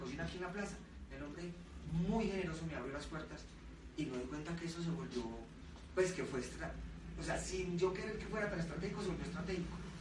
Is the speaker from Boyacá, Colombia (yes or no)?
no; Medellín, Antioquia, Colombia; also born or lived in France; now in Bogotá, Colombia; mi ciudad natal, que es Medellín